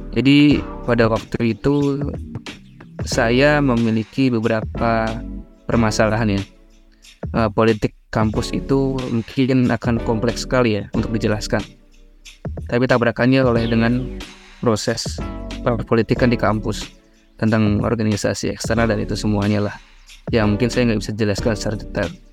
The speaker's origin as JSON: {"language": "Indonesian", "town": "Ngawi", "region": "East Java", "country": "Indonesia", "moved": "as an adult", "lives_now": "Bogor, Indonesia", "said": "aku dari Ngawi Jawa Timur, asal daerahnya"}